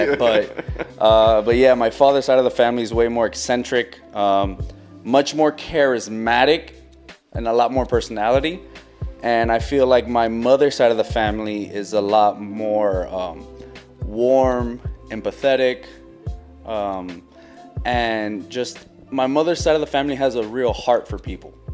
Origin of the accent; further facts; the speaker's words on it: Los Angeles, California, United States; Where are you from? Born in Los Angeles, raised down here.